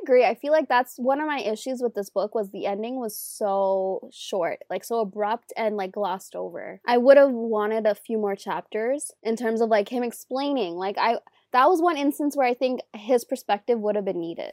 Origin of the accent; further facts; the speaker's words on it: Toronto, Ontario, Canada; I'm Canadian, I'm from Toronto